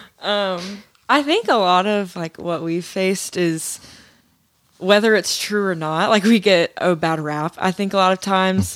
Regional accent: Hendersonville, Tennessee, United States; moved away as an adult; now in Jackson, United States; I'm from Hendersonville, Tennessee, which is just, like, twenty minutes north of Nashville.

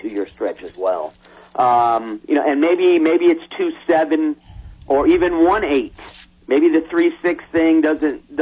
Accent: Southeast, United States; I grew up in the Southeast. I went to my first SEC game in 1969.

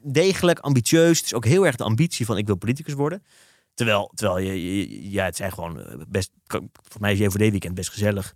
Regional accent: Haarlem, North Holland, Netherlands; ik heb een vriendengroep van- vanuit, eh, Haarlem, waar ik ben opgegroeid

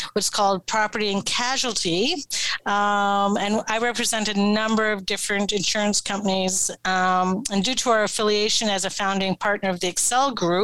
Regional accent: Edmonton, Alberta, Canada; I'm born and raised in Edmonton

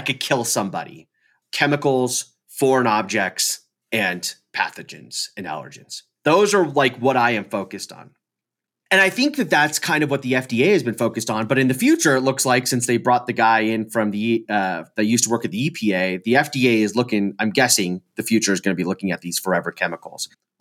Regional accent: California, United States; now in Colorado, United States; being in California, growing up in California, and then being in Colorado.

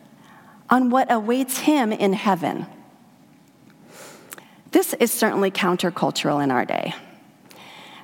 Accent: Idaho, United States; I grew up in Idaho in a backpacking family

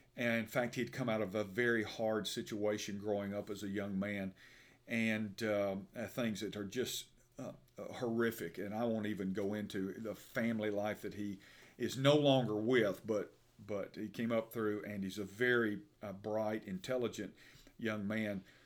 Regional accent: Birmingham, Alabama, United States; I'm from Birmingham, uh, and for those who are listening outside of the state, about Birmingham, Alabama.

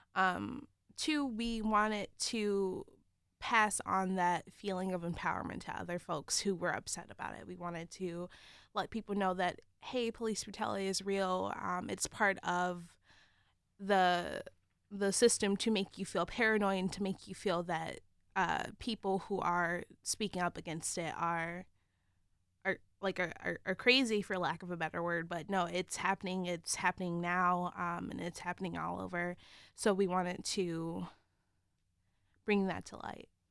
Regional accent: Cincinnati, Ohio, United States; now in East Lansing, United States; I grew up in Cincinnati

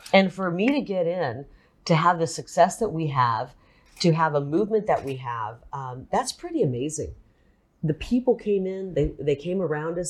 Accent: Iowa, United States; also born or lived in Illinois; now in Arizona, United States; I was raised in Iowa, I, I, right on the Mississippi River. So I was born in a hospital across the river in Illinois, but I pretty much grew up in Iowa

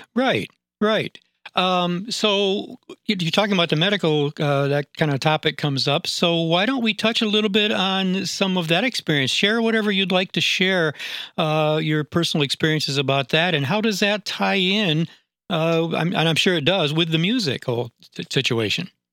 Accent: upstate New York, United States; moved away; I'm from upstate New York

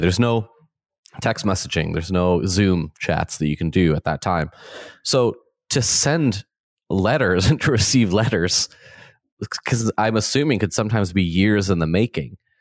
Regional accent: Canada; me growing up in Canada in the twenty-first century

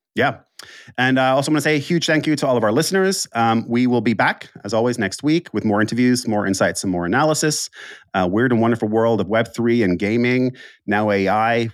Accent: Finland; I'm from Finland

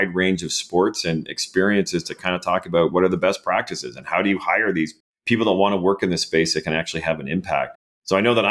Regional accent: Canada; accent: Canadian; my Canadian accent

